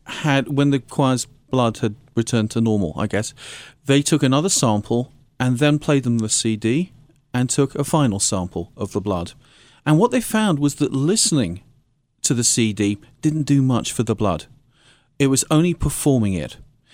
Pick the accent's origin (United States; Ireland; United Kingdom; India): United Kingdom; I'm actually British.